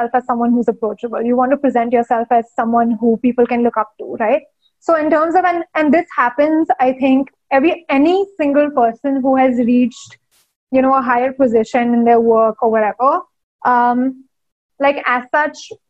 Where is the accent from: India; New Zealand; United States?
India; growing up in India in the 90s